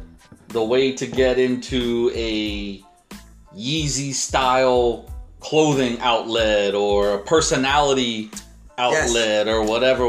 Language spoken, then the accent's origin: English; Brooklyn, New York, United States; Yo, in the day, I'm from Brooklyn, what? Now it's from, I'm from Brooklyn.